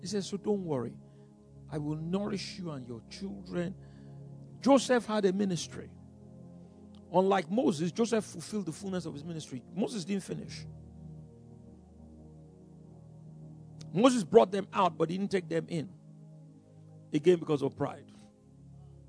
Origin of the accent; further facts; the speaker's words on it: Lagos, Nigeria; also born or lived in Abeokuta, Ogun State; we're from Lagos, but really originally from Abeokuta